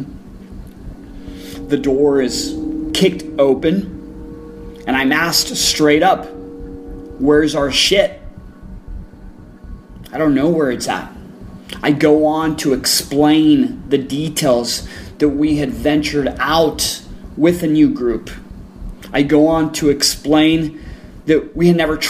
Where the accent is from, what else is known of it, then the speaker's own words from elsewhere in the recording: El Paso, Texas, United States; I grew up in El Paso, which is border town with Juarez